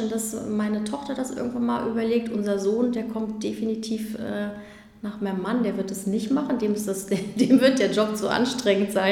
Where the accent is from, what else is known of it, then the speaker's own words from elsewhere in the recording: Magdeburg, Saxony-Anhalt, Germany; also born or lived in Berlin; Genau, aufge, aufgewachsen bin ich in Magdeburg.